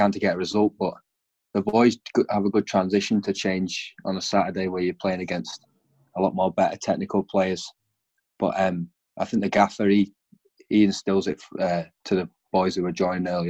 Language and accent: English; Morecambe, North West England, United Kingdom; moved away as an adult; now in Stirling, United Kingdom; I came down from England to play. I came from Morecambe